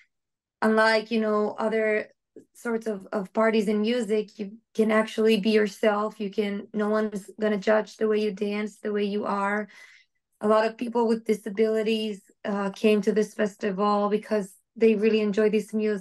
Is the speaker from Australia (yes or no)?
no; Israel; also born or lived in Cupertino, California / Be'er Sheva; I was born in Israel, lived almost my entire life, but I spent a year when I was a little girl in Cupertino in California.